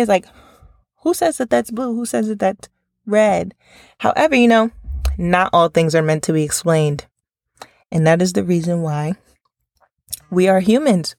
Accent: New York, United States; growing up in New York

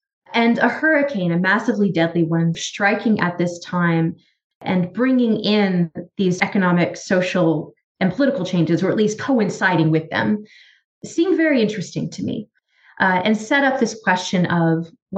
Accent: Columbia, South Carolina, United States; moved away; So I grew up in South Carolina. And though I grew up in the capital of Columbia, I had family on the coast.

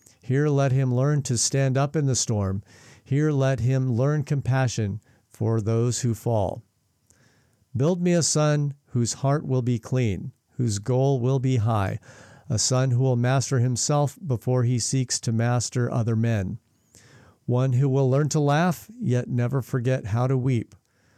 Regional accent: Spokane, Washington, United States; now in New Zealand; my hometown in Spokane, Washington

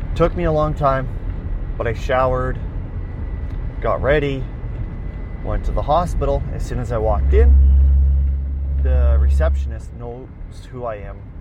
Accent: Weyburn, Saskatchewan, Canada; I was transferred back to my hometown, Weyburn

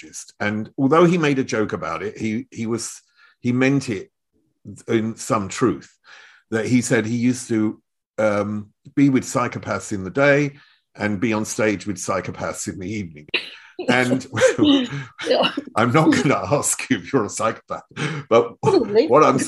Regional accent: Chelmsford, East of England, United Kingdom; now in Germany; I was brought up in Chelmsford, which is the other side of London

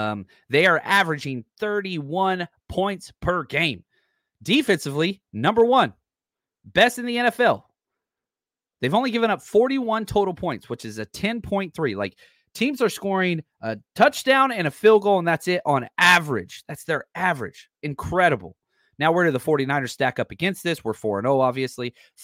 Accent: Dallas, Texas, United States; now in Bay Area, United States; Born and raised in Dallas-Fort Worth.

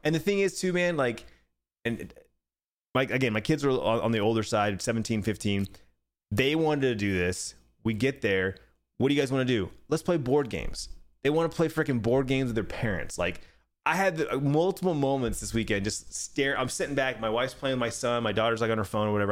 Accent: Arizona, United States; born and raised in Arizona

